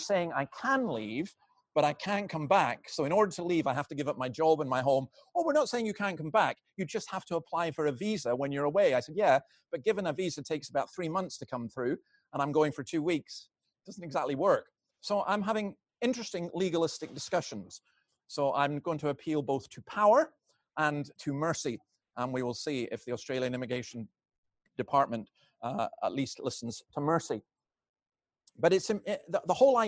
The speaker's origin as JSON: {"language": "English", "region": "Scotland", "country": "United Kingdom", "said": "I'm a Scottish Presbyterian minister"}